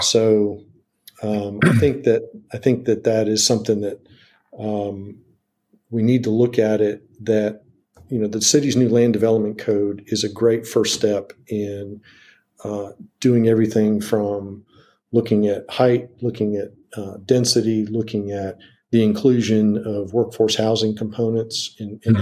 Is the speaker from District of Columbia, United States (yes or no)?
yes; Washington, District of Columbia, United States; now in Wilmington, United States; I grew up in Washington D.C.